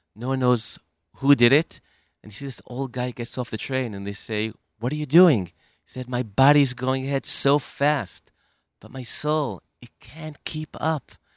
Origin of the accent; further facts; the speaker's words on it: United States; the way that I grew up in America